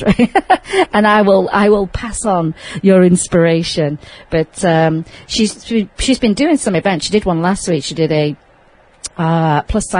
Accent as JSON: {"language": "English", "town": "Sheffield", "region": "Yorkshire and the Humber", "country": "United Kingdom", "tie": "born or raised there", "moved": "as an adult", "lives_now": "Las Vegas, United States", "said": "my hometown of Sheffield in England"}